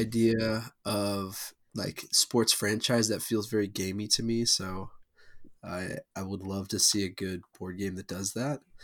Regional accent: St. Louis, Missouri, United States; now in Atlanta, United States

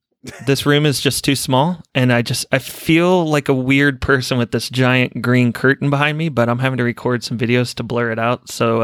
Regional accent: Tennessee, United States; moved away as an adult; Just being a kid growing up in Tennessee

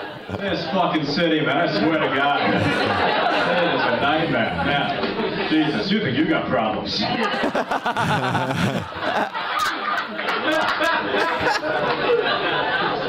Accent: New York City, New York, United States; I've struggled with depression a little bit, and I'm from New York City, so it's too rough a place to deal with that, you know?

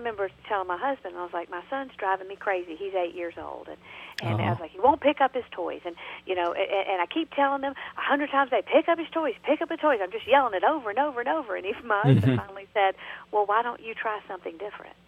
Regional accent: Georgia, United States; accent: Southern; now in North Carolina, United States; I'm originally from Georgia, and now I live in North Carolina

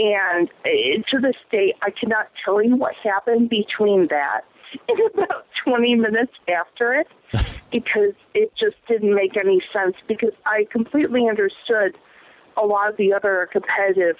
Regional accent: Chicago, Illinois, United States; moved away as an adult; now in New York, United States; I'm actually originally from Chicago

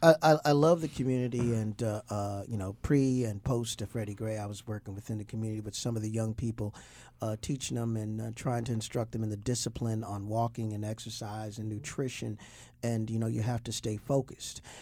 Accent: Toledo, Ohio, United States; now in Baltimore, United States; my hometown of Toledo, Ohio.

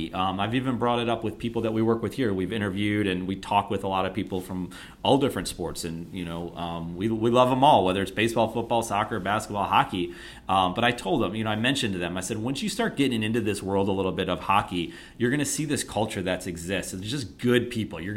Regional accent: Buffalo, New York, United States; growing up in Buffalo

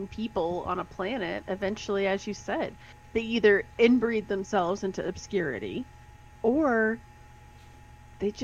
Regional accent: United States; we're from Colorado and Texas

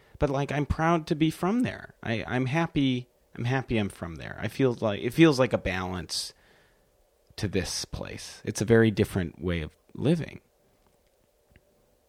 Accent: Milwaukee, Wisconsin, United States; moved away as an adult; now in New York, United States; I'm from Wisconsin

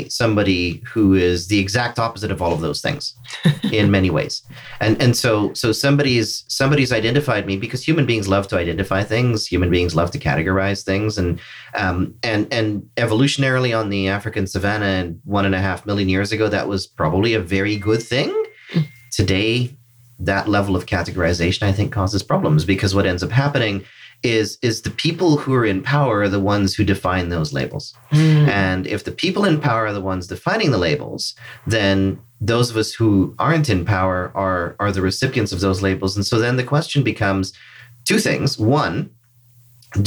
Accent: Georgetown, Demerara-Mahaica, Guyana; now in Canada; I'm originally from Georgetown, Guyana, newcomer to Canada, newcomer as in 30 years plus

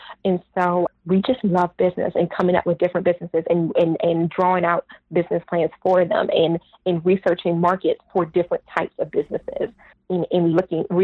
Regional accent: Washington, District of Columbia, United States; moved away as an adult; also born or lived in Atlanta, Georgia; I danced at the Kennedy Center because I'm from Washington, D.C.

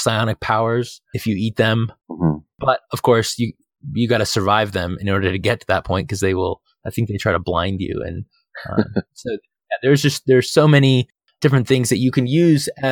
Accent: Phoenix, Arizona, United States; moved away; I'm from Phoenix, from Arizona. And so like I lived in the desert for 30 years

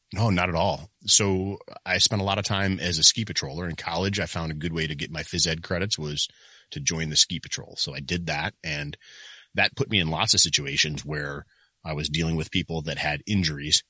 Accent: Michigan, United States; moved away as an adult; now in Ohio, United States; I was from Michigan.

